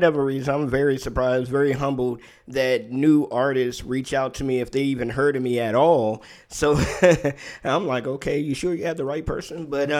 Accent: Maryland, United States; because I was raised in Maryland, in D.C., Maryland area. I was a military brat, so I lived pretty much all over when I was younger

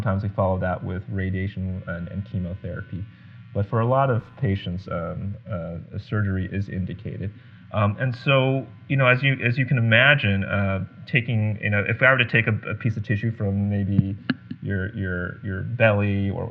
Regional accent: Guam; moved away; growing up in Guam.

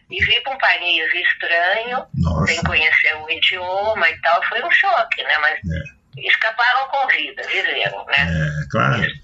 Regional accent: Rio de Janeiro, Brazil; Eu nasci no Rio, mas em 39

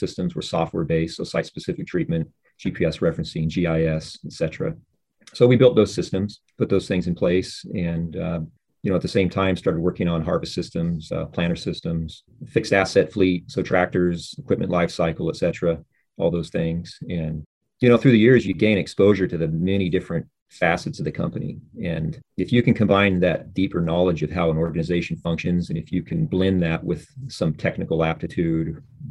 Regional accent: Bakersfield, California, United States; growing up in Bakersfield in the San Joaquin Valley, when I was a youth

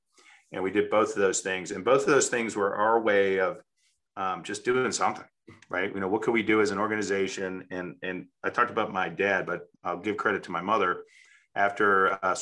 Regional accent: United States

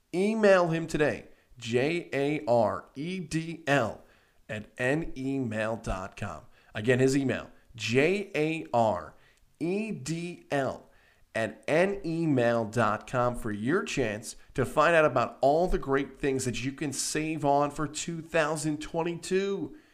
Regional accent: Syracuse, New York, United States; now in Albany, United States; growing up in Syracuse

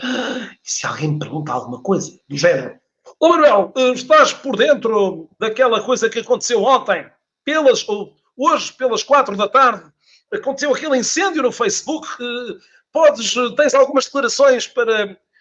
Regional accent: Porto, Norte, Portugal; eu nasci no Porto, nasci no Porto

